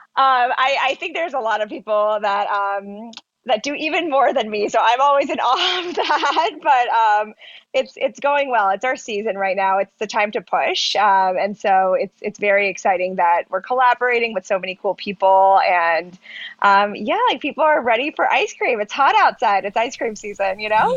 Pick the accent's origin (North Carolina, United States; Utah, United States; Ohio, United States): North Carolina, United States; Charlotte; also born or lived in Pennsylvania; I was born in Pennsylvania and grew up in North Carolina.